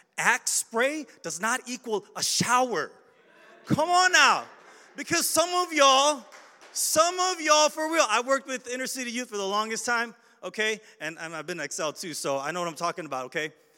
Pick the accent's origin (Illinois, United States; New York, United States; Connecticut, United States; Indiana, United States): Illinois, United States; Chicago; I'm from Chicago